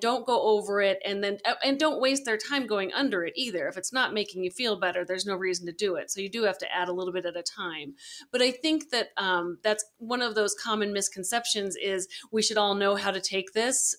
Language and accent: English; Colorado, United States; also born or lived in Arizona; I was born and raised here in Colorado, so I came home